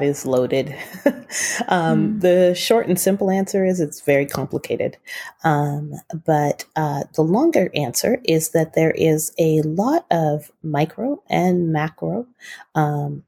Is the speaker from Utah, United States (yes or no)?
yes; Utah, United States; also born or lived in Bay Area, California; we moved from the Bay Area to Utah County, and that's where I attended high school